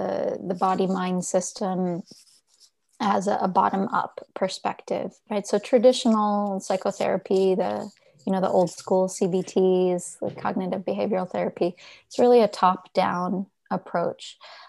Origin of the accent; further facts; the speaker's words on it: Carteret, New Jersey, United States; I grew up exit 12, New Jersey, a small town called Carteret, and was about half an hour outside of New York City